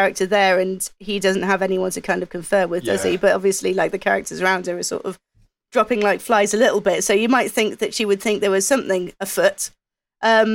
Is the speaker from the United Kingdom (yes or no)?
yes; United Kingdom; being British